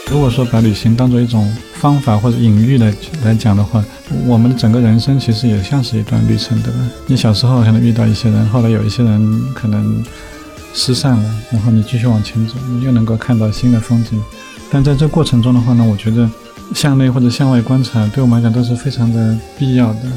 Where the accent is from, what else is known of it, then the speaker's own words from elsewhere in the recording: Shanghai, China; 我小时候是在 在上海郊区的崇明岛长大，那直到十八岁，其实几乎就没有离开过这个小岛